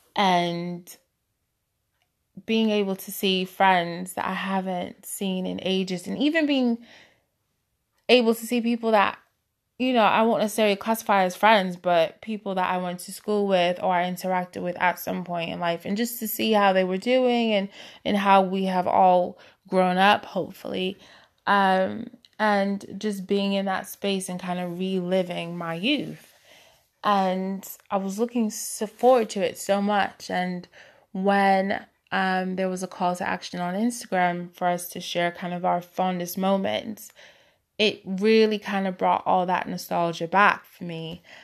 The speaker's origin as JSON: {"language": "English", "town": "Boston", "region": "Massachusetts", "country": "United States", "moved": "yes", "lives_now": "United Kingdom", "said": "I'm originally from Boston, but I currently reside in the U K"}